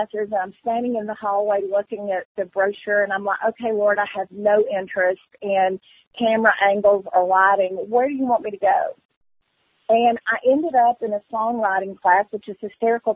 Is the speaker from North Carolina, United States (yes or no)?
yes; North Carolina, United States; I was from North Carolina